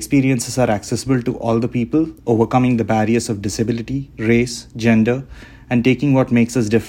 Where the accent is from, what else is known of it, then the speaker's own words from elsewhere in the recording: India; I come from India